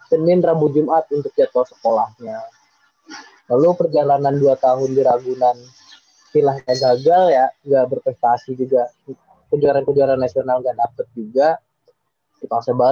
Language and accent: Indonesian; Kalimantan, Indonesia; mau masuk SMP favorit lah di kotaku di Kalimantan itu jadi dulu tuh ada piagam bulu tangkis jadi masuknya lewat itu